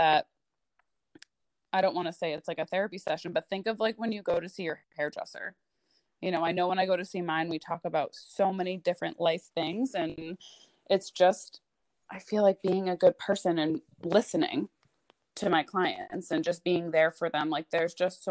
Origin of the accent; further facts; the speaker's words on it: southern New Hampshire, United States; moved away as an adult; also born or lived in Boston area, Massachusetts; now in Maine, United States; I moved to southern New Hampshire when I was, I think, like 10. So I lived there until I was about 18